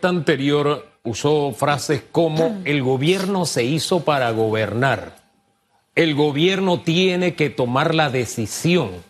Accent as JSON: {"language": "Spanish", "town": "Volcán", "region": "Chiriquí", "country": "Panama", "moved": "yes", "said": "allá en Volcán, en Tierra Salta, mi tierra"}